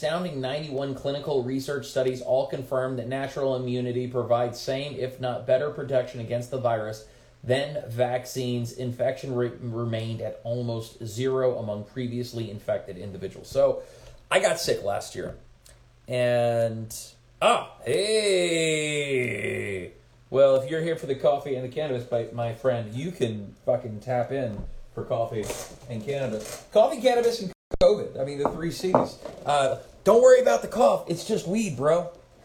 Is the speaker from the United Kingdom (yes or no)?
no; United States; as an American